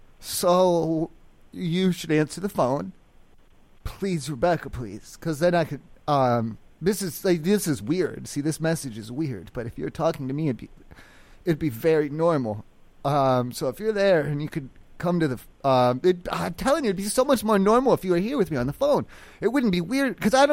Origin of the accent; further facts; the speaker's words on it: East Coast, United States; I'm from the East Coast. I'm from a small town. They grew corn and shit.